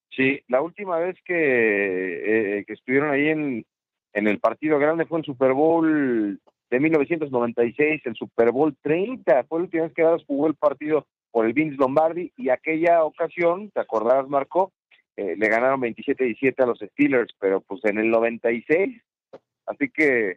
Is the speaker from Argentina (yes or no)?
no; Mexico; mi país, en nuestro país